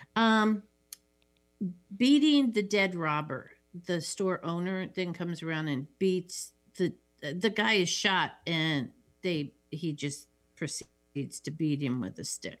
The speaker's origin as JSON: {"language": "English", "region": "Midwest", "country": "United States", "said": "I'm from the Midwest"}